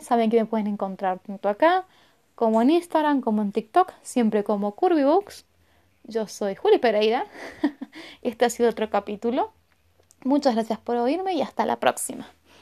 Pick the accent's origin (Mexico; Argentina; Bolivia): Argentina; yo soy de Argentina